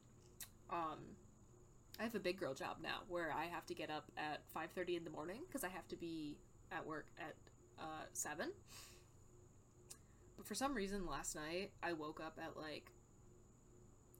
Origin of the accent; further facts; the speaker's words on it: United States; I'm an American, so I do not know the metric system